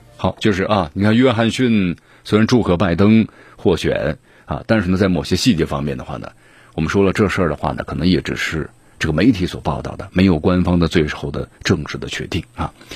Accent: China; 我们中国人的腰板儿越来越硬气了

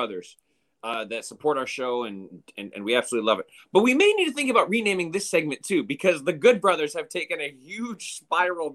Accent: Colorado, United States; moved away; my hometown of Colorado

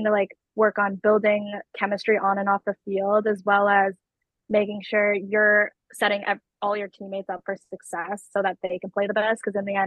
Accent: Massachusetts, United States; born or raised there

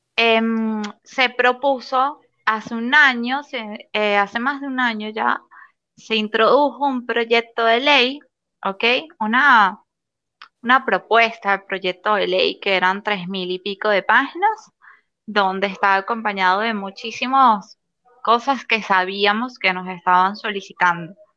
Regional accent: Venezuela

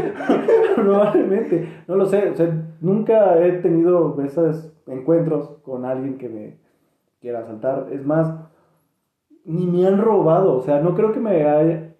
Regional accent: State of Mexico, Mexico; Cuando radicas, radicas en el Estado de México

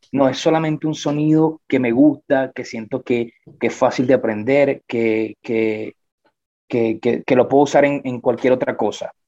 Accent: San Felipe, Yaracuy, Venezuela; now in Medellín, Colombia; yo soy de San Felipe, estado Yaracuy

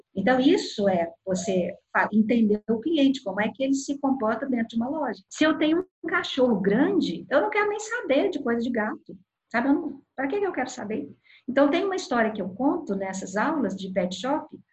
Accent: south of Minas Gerais, Brazil; now in Belo Horizonte, Brazil; sou do sul de Minas e estou em Belo Horizonte

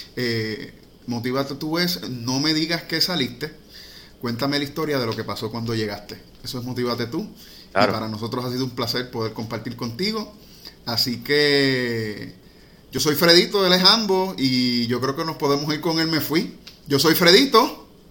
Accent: Puerto Rico; somos puertorriqueños

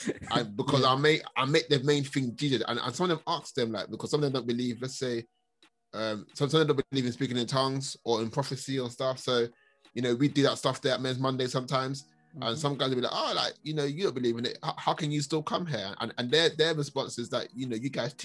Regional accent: London, United Kingdom; also born or lived in Catford, Lewisham, London; I grew up in Hackney, that Premier Estate, rough ends

